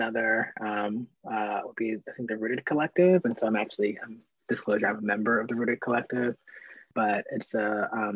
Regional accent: Baltimore, Maryland, United States; I grew up here, I'm still here

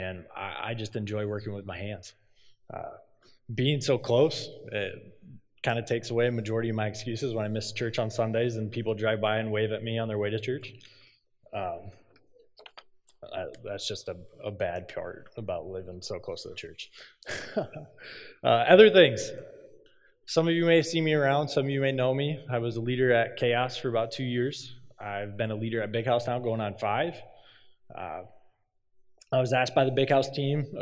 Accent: Cedar Falls, Iowa, United States; I'm from Cedar Falls. I grew up in Cedar Falls

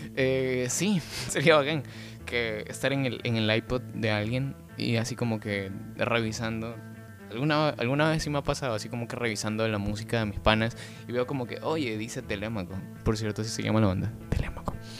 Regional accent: Ecuador; now in Guayaquil, Ecuador; vivo en la ciudad de Guayaquil, Ecuador, un bello país

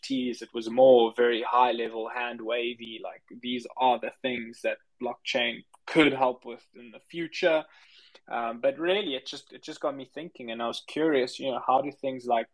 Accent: South Africa; I'm actually from South Africa. That's where I grew up.

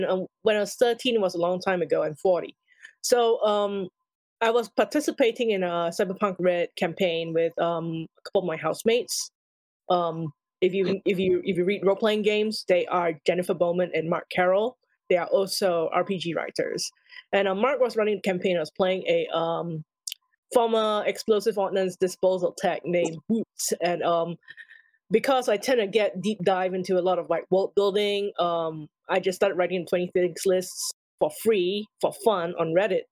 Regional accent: Singapore; I grew up in Singapore

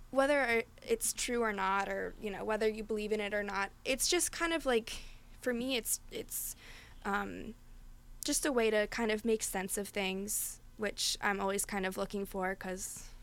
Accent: Philadelphia, Pennsylvania, United States; we're both from Philly

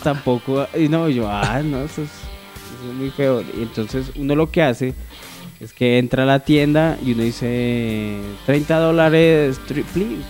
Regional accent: Colombia; como cualquier colombiano

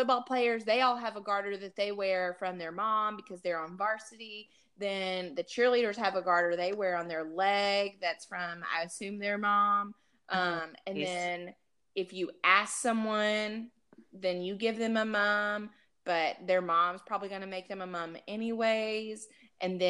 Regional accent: Alabama, United States; now in Texas, United States; I'm from Alabama.

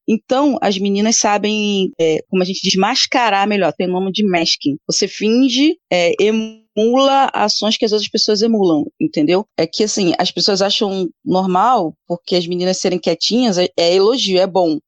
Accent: Rio de Janeiro, Brazil; sou do Rio, Rio de Janeiro

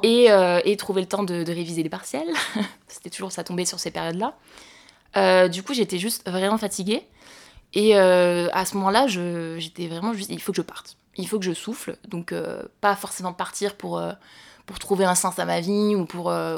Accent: Montauban, Occitania, France; je suis née et j'ai grandi à Montauban

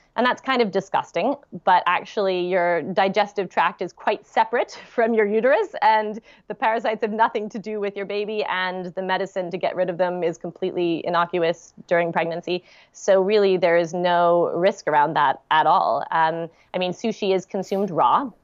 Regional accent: United States; moved away as an adult; now in London, United Kingdom; being an American living in London

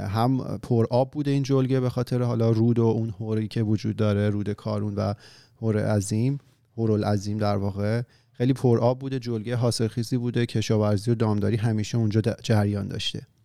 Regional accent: Iran; moved away; وطنمون ایران افتاده که حالا وطن ما همین مفهومیه که براش ما تمام این دم و دستگاه رو به پا کردیم که حالا که خودمون به صورت فیزیکی ازش دوریم

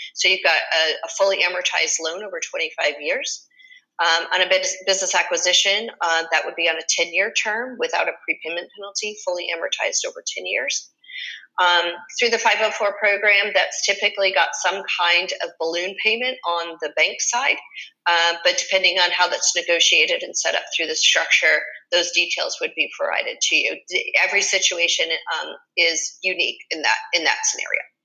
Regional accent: Springfield, Massachusetts, United States; moved away as an adult; now in Fort Myers, United States; I grew up in Springfield, Massachusetts, and moved down to Fort Myers, Florida, in 2002

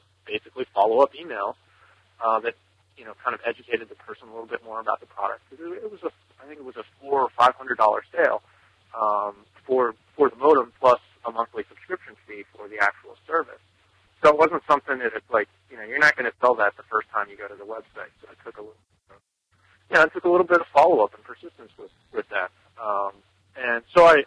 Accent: Newtown, Pennsylvania, United States; I'm from Newtown, Pennsylvania, in the United States.

